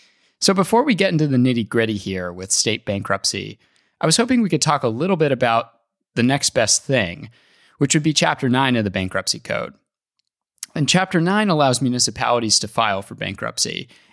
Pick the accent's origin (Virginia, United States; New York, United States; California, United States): California, United States; And in my home state, California